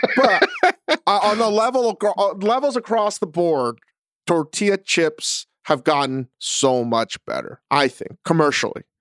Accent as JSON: {"language": "English", "town": "Vienna", "region": "Virginia", "country": "United States", "tie": "born or raised there", "said": "growing up in Northern Virginia, in Vienna"}